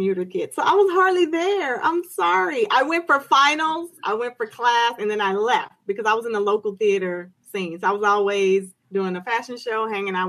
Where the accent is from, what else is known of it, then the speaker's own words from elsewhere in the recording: Houston, Texas, United States; I am native Houston from Houston, Texas. I've moved, come back, but from here